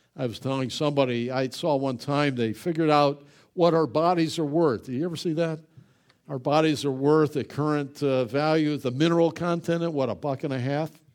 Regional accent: United States; we as Americans

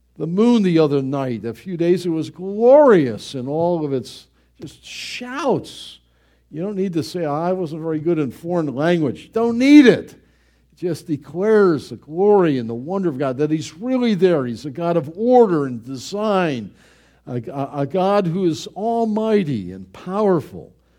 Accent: Buffalo, New York, United States; moved away; Growing up in Buffalo, it rained every day.

